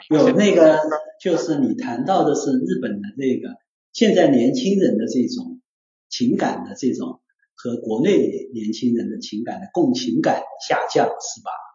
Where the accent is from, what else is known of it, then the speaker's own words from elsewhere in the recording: China; 我们中国人